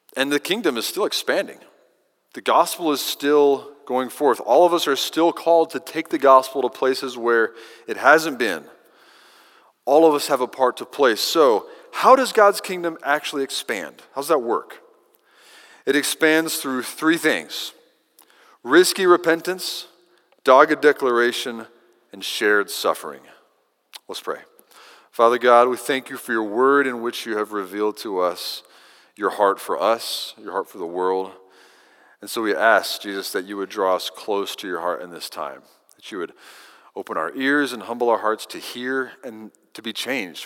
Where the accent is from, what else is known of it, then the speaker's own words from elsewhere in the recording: Kentucky, United States; now in Texas, United States; Growing up in Kentucky, I had a row of eastern junipers along the fence line in the back pasture